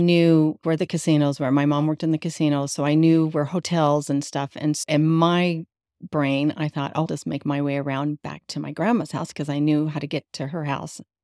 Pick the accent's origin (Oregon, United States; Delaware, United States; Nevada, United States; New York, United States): Nevada, United States; Las Vegas; also born or lived in California; I was born in California, and then we moved to Las Vegas